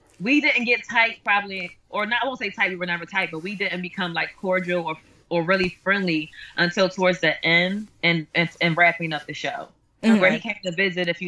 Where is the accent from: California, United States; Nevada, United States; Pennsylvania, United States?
Pennsylvania, United States; Philadelphia; I'm from North Philly